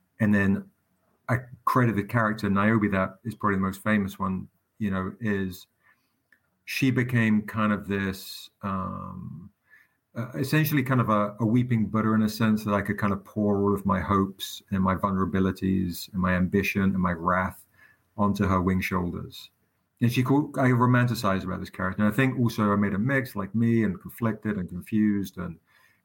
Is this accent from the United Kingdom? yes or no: yes; England, United Kingdom; moved away; growing up in England